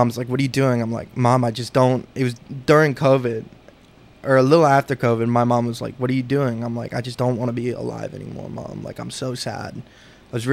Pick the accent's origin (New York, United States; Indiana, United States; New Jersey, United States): New Jersey, United States; Princeton; I grew up in New Jersey, from Princeton, New Jersey